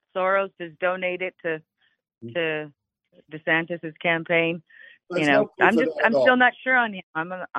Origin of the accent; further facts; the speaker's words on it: Texas, United States; I'm not from Florida. I'm from Texas.